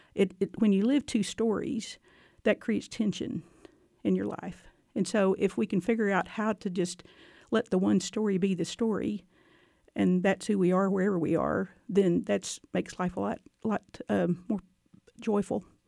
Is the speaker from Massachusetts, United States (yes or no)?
no; Gatesville, Texas, United States; moved away as an adult; also born or lived in Northern Virginia; now in Waco, United States; I grew up in Gatesville, Texas